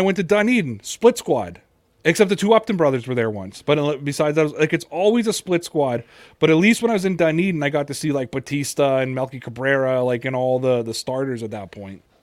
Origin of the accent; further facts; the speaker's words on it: Toronto, Ontario, Canada; I'm from Toronto.